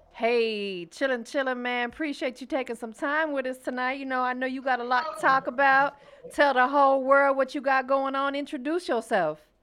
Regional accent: Florida, United States; I'm from Florida

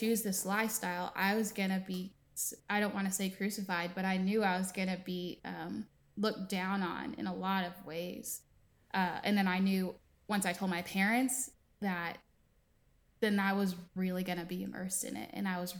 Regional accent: East Coast, United States; Growing up, again, I was raised on the East Coast. So I live in the South now. And being raised on one coast versus another are very, very obvious differences.

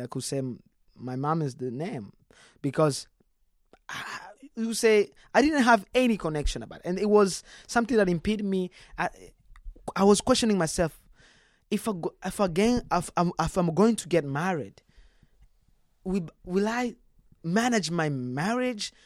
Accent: DR Congo; now in Texas, United States; that's where we was we were born

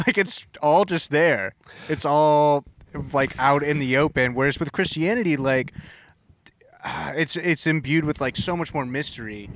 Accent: Southern California, United States; also born or lived in Boston; now in Portland, United States; I grew up in Southern California

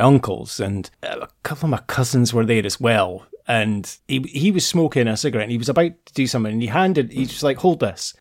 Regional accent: Scotland, United Kingdom; when we were kids growing up in Scotland

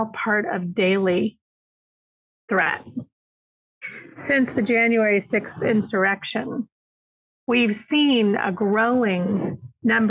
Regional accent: East Tennessee, United States; now in Alabama, United States; I grew up in East Tennessee

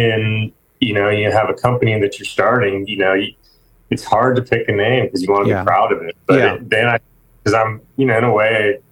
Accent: Seattle, Washington, United States; moved away as an adult; now in Nashville, United States; I'm actually from the Seattle area.

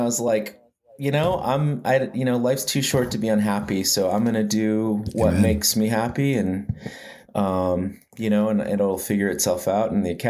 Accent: Arizona, United States; also born or lived in Lawrence, Kansas / Salie, Arizona; now in Tucson, United States; But I'm originally from the Navajo Nation in northeastern Arizona. I grew up in a few places, Lawrence, Kansas, and a place called Salie, Arizona. I live in Tucson now

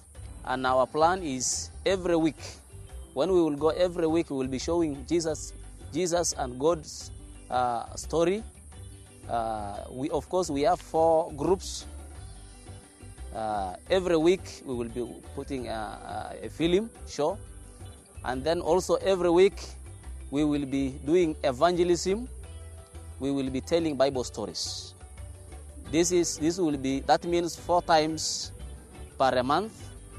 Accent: Kalobeyei, Turkana County, Kenya; I am from Kalobie. The camp of Kalobie is called a settlement where the Turkana and the refugees live together.

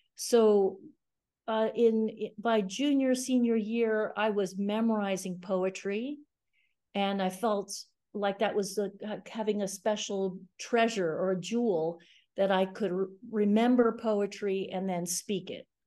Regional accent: Gainesville, Florida, United States; also born or lived in New York City; grew up really in Florida, in Gainesville, Florida

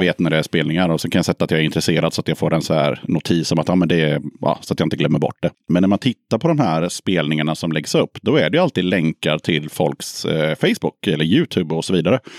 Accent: Småland, Sweden; jag är från Småland

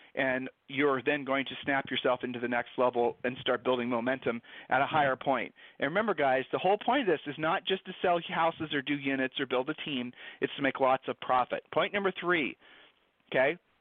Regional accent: Ohio, United States; we're from Ohio

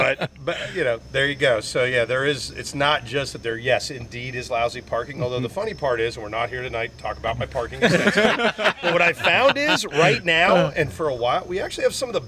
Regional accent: Northwestern Pennsylvania, United States; now in Harrisonburg, United States; So I'm from like an hour and a half south of Erie, two hours north of Pittsburgh. It's just north of absolutely nowhere.

